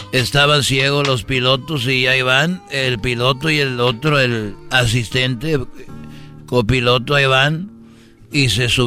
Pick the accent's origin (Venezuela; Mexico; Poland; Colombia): Mexico; Huentitán, Jalisco; born there; donde yo nací en Huentitán es un pueblo muy chiquito y cuando digo chiquito no te doy nada.